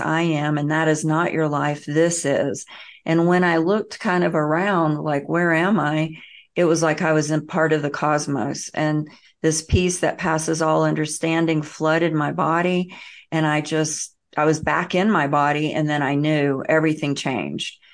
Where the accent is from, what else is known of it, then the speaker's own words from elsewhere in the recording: the South, United States; I grew up in the South and the Bible Belt